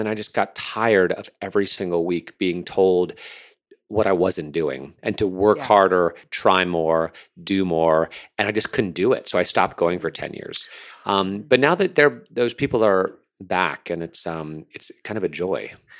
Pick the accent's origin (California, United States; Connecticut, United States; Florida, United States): Connecticut, United States; also born or lived in New York; I was raised in Connecticut and New York.